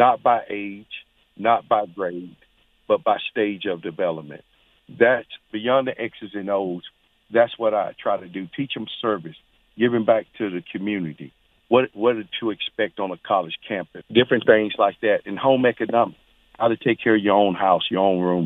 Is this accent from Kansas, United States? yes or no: no; Charlotte, North Carolina, United States; moved away as an adult; coming home to Charlotte back in about 2008, I saw the conditions that was going on in my hometown